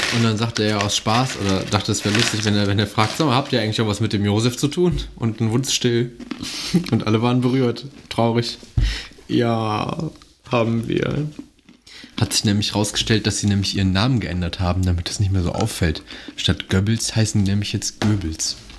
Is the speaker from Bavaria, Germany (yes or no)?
no; Mönchengladbach, North Rhine-Westphalia, Germany; Ich komme aus Mönchengladbach